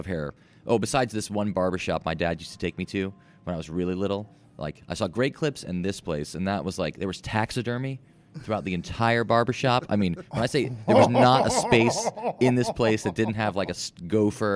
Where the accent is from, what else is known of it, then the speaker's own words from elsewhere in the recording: Georgia, United States; also born or lived in Cumming, Georgia / Roswell, Georgia; I'm from Georgia.